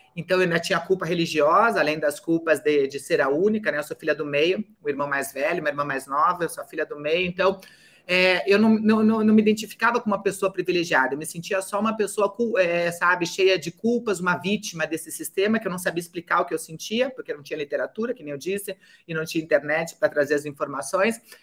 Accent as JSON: {"language": "Portuguese", "town": "Curitiba", "region": "Paraná", "country": "Brazil", "tie": "born or raised there"}